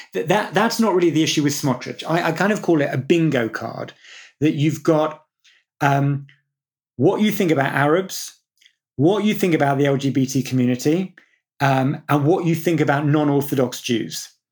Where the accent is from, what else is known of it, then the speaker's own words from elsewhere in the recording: United Kingdom; growing up in Britain